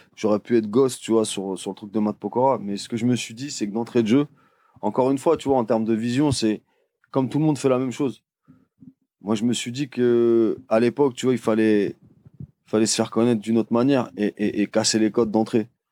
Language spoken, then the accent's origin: French; Paris, Île-de-France, France; je suis de Paris